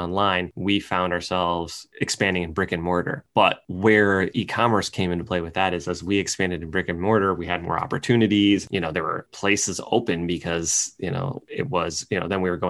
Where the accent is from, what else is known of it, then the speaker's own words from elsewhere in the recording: East Lansing, Michigan, United States; also born or lived in West Lafayette, Indiana / Ann Arbor, Michigan / Berkeley, California; Raised in right outside of East Lansing, Michigan, where Michigan State University is